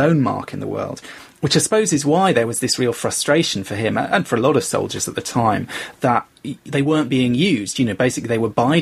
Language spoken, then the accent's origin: English; London, United Kingdom; I grew up in London